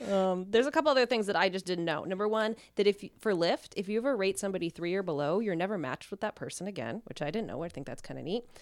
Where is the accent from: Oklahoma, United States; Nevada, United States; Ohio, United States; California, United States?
Nevada, United States; Reno; I'm from Reno.